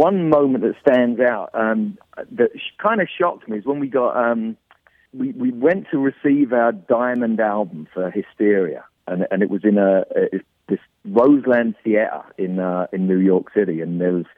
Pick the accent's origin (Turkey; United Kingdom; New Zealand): United Kingdom; London; moved away; I grew up in London